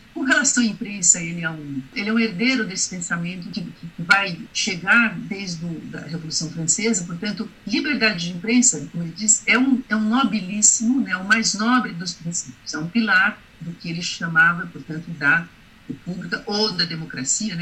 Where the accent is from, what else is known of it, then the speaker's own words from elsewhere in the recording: Brazil; enquanto brasileiros